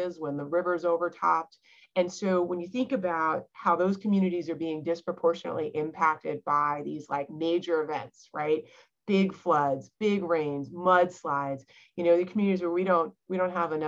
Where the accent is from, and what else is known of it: Charleston, South Carolina, United States; born or raised there